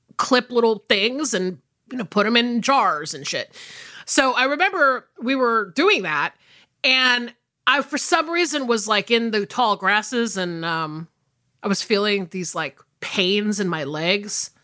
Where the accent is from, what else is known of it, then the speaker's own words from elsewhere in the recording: United States; also born or lived in Atlanta, Georgia / South Carolina; I grew up in the South, obviously, like, either between suburban Atlanta and rural South Carolina